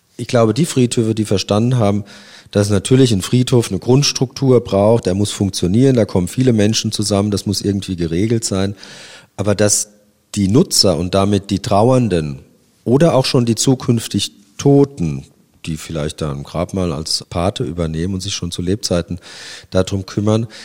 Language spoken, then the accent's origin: German; Worms, Rhineland-Palatinate, Germany; now in Kassel, Germany; meiner Heimatstadt Worms